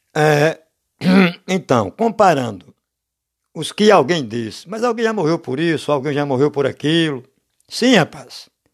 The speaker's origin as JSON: {"language": "Portuguese", "country": "Brazil", "said": "a gente é do Brasil"}